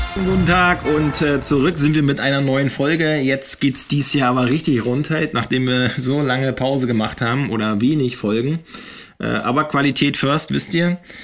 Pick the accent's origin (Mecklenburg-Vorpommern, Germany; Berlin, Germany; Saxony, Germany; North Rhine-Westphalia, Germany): Mecklenburg-Vorpommern, Germany; Eggesin; ich bin ja in Eggesin aufgewachsen